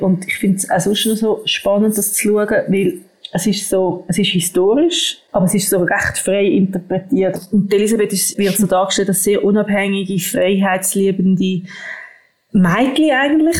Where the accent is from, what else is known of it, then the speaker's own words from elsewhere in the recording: Switzerland; bei uns in der Schweiz